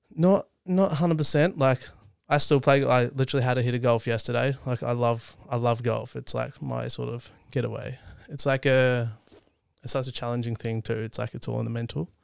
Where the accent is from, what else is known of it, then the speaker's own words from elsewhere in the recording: East Gippsland, country Victoria, Australia; I grew up in country Victoria, so in East Gippsland